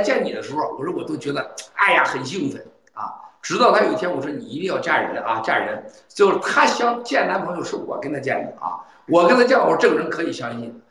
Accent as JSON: {"language": "Chinese", "country": "China", "said": "我们中国人把自己给吓死了。"}